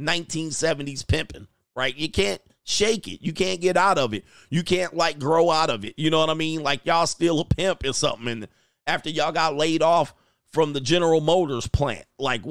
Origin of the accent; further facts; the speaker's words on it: West Coast, United States; I grew up on the West Coast. I lived everywhere, by the way.